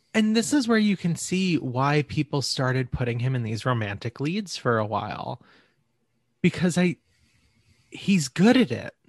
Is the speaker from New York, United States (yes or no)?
yes; New York, United States; growing up in New York